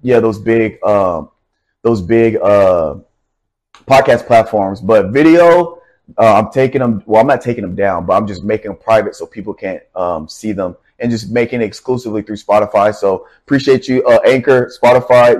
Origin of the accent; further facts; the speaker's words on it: Nashville, Tennessee, United States; I'm from Nashville, Tennessee